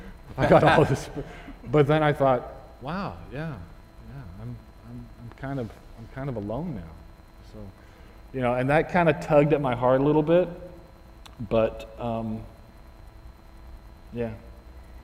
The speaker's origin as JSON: {"language": "English", "town": "Houston", "region": "Texas", "country": "United States", "tie": "born or raised there", "said": "I grew up in Houston, Texas"}